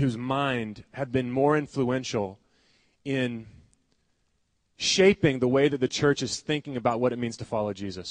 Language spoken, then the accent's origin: English; the South, United States; I'm from the South